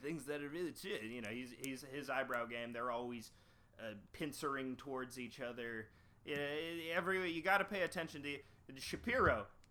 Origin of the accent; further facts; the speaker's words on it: Canada; I'm from Canada